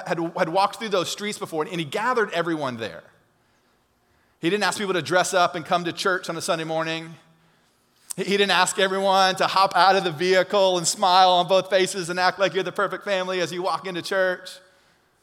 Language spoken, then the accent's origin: English; Alabama, United States; We're from Alabama